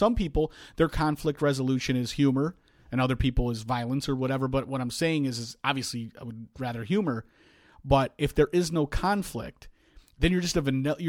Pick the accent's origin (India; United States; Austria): United States; South Bend, Indiana; I'm from South Bend.